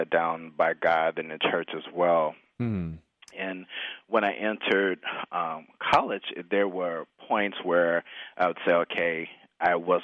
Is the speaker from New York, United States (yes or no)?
no; Chicago, Illinois, United States; I grew up in the Midwest in the suburbs of Chicago